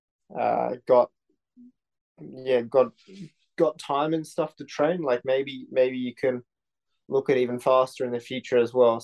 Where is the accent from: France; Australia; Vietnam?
Australia; Sydney, New South Wales; moved away as an adult; also born or lived in New York; growing up in Sydney in a good school